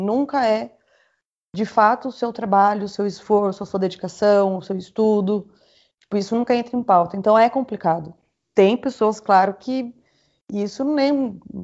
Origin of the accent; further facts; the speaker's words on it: Itu, São Paulo, Brazil; vim de, de Itu